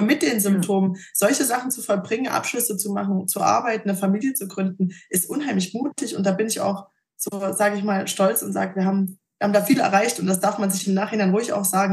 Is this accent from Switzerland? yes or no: no; Thuringia, Germany; bin zurück in meinen Heimatort nach Thüringen gezogen